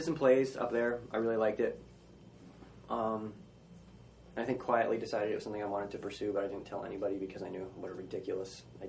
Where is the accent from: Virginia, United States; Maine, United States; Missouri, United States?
Maine, United States; northern; also born or lived in Massachusetts; now in New York City, United States; I moved to Maine when I was 8. I was born in Massachusetts and... moved to Maine when I was in third grade.